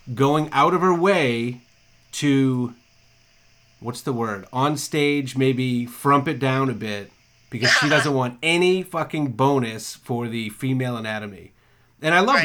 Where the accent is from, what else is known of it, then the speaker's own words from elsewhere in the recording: Massachusetts, United States; also born or lived in Maine; now in Florida, United States; I'm from Massachusetts